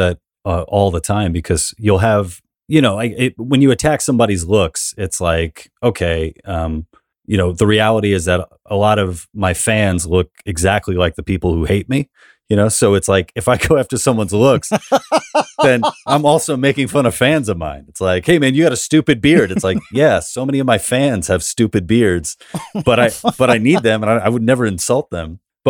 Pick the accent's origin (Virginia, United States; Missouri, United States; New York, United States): New York, United States; New York City; I'm from New York, man.